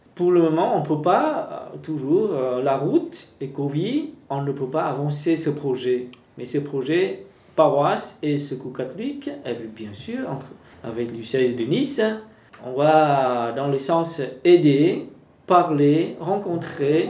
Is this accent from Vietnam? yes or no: yes; Vietnam; French is a second language; now in France; quand j'ai à ma jeunesse, j'ai déjà eu comme ça chez moi au Vietnam